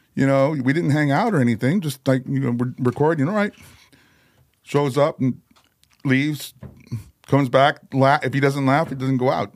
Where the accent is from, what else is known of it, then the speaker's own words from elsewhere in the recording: Chicago, Illinois, United States; I was born in Chicago